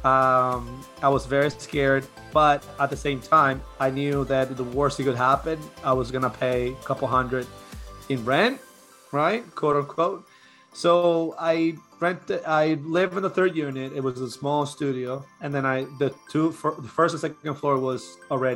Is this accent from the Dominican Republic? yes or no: yes; Dominican Republic; moved away as an adult; now in Connecticut, United States; I'm originally from Dominican Republic. Came to the States about 10 years ago